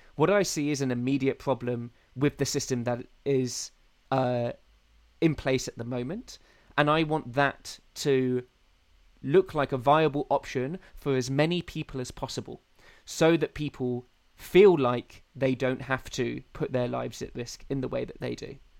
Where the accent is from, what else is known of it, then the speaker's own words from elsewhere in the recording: United Kingdom; I quite like being British. Oh, yeah. I'm quite pr- proud of being um, from this soggy island